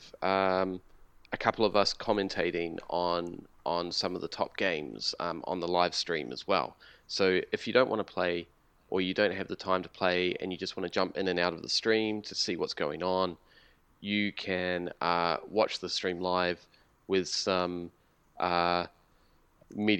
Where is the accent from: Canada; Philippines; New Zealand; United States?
New Zealand; now in Australia; I'm from New Zealand